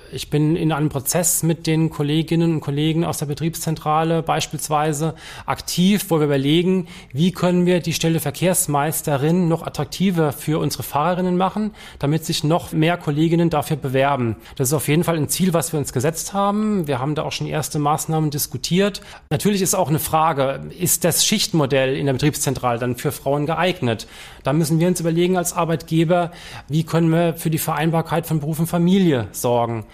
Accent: Palatinate Forest, Rhineland-Palatinate, Germany; moved away as an adult; also born or lived in Trier; now in Mannheim, Germany; Ich bin waschechter Pfälzer, bin im Pfälzerwald groß geworden

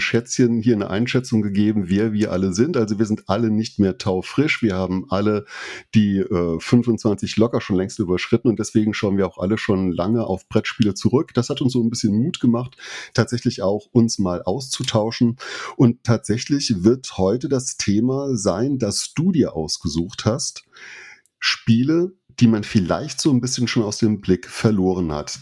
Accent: Saarland, Germany; aus dem Saarland

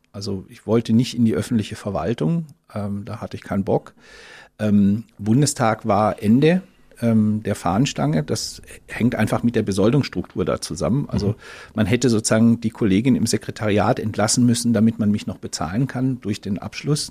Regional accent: Ludwigsburg, Baden-Württemberg, Germany; moved away; also born or lived in Oldenburg, Lower Saxony / Berlin; ich bin dann aufgewachsen in Ludwigsburg, das ist in der Nähe von Stuttgart und äh, bezeichne mich deswegen eher so als Schwabe

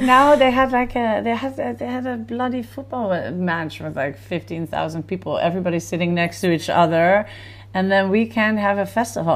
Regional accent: Netherlands; now in Tel Aviv, Israel; growing up in Holland, you definitely always had the influence of festivals

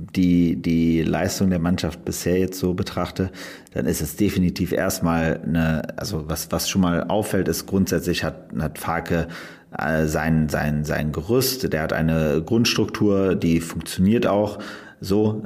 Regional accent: Aachen, North Rhine-Westphalia, Germany; ich komme ja aus Aachen

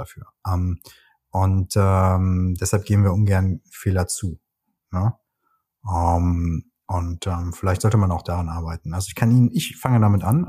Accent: Cologne, North Rhine-Westphalia, Germany; moved away; ich bin Ex-Kölner

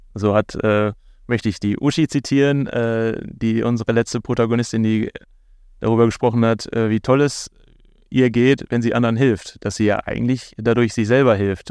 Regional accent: Bochum, North Rhine-Westphalia, Germany; mir als Bochumer ganz wichtig, dass man auch ein bisschen über die tollen Menschen in meiner Heimatstadt äh, lernt

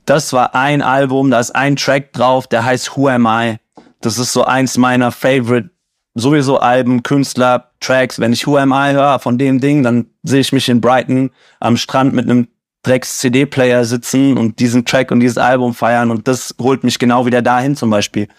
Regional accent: Siegen, North Rhine-Westphalia, Germany; now in Cologne, Germany; ich bin in Siegen groß geworden

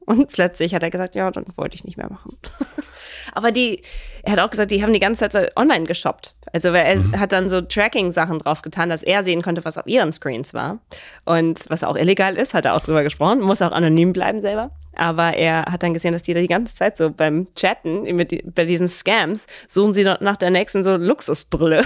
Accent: Cologne, North Rhine-Westphalia, Germany; also born or lived in Canada; Köln, wir sind in Köln aufgewachsen, in Sülz

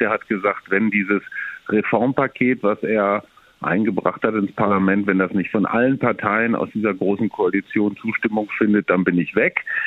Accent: Germany

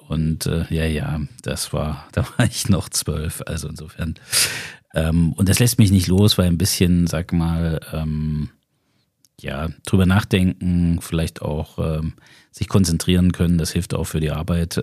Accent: Zimmritz, Thuringia, Germany; also born or lived in Belgium / United States; das ist mein Heimatort. da stamme ich her

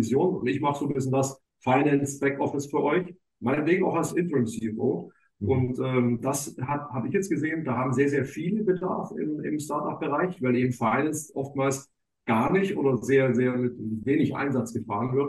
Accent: Swabia, Baden-Württemberg, Germany; moved away as an adult; now in Hamburg, Germany; ich bin eigentlich, vielleicht hört man so ein bisschen noch, ich bin eigentlich Schwabe

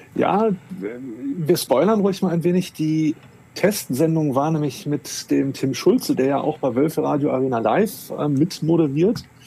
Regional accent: Wolfsburg, Lower Saxony, Germany; now in Hamburg, Germany; bin aber gebürtiger Wolfsburger

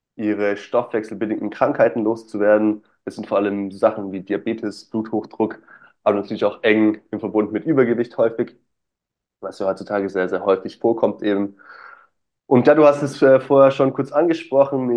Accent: Stuttgart, Baden-Württemberg, Germany; Ich komme aus Stuttgart oder aus der Nähe von Stuttgart.

